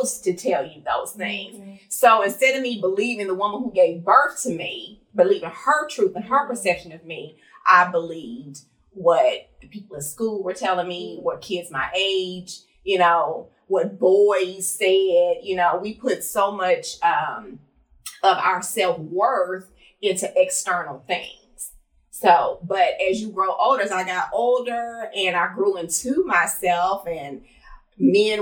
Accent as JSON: {"language": "English", "town": "Los Angeles", "region": "California", "country": "United States", "tie": "born or raised there", "said": "I grew up in Los Angeles, California, land of the skinny and light skin"}